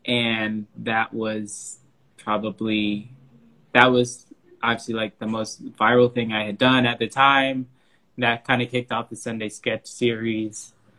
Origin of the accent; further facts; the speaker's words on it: Houston, Texas, United States; Houston, Texas.